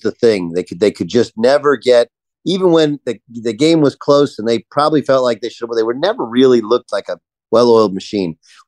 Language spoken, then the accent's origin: English; Texas, United States; You know, I grew up in Texas. They didn't recruit me.